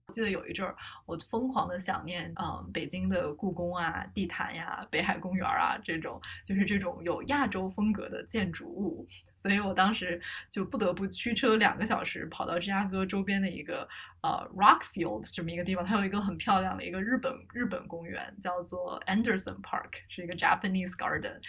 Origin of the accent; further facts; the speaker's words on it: China; now in United States; 咱们都是中国人